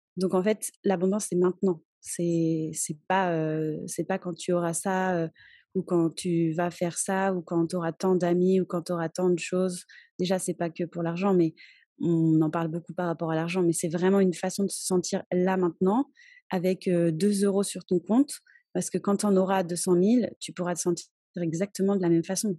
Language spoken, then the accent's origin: French; France; moved away as an adult; now in Cholula, Mexico; je suis française et j'habite au Mexique depuis bientôt 14 ans